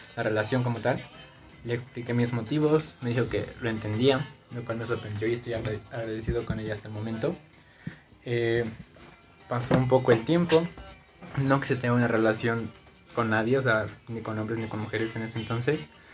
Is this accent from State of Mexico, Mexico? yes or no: yes; Zumpango, State of Mexico, Mexico; Yo nací en el Estado de México, en Zumpango, San Sebastián